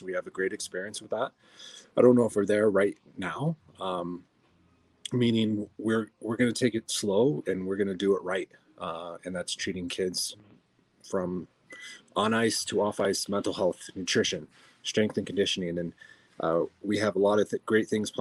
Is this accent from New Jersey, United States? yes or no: no; Denver, Colorado, United States; also born or lived in Arvada, Colorado; I'm born and raised in Denver